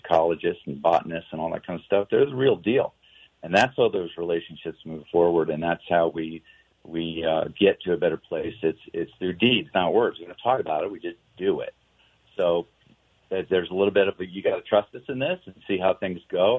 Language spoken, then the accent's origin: English; New York, United States; moved away; also born or lived in Washington D.C.; I grew up in New York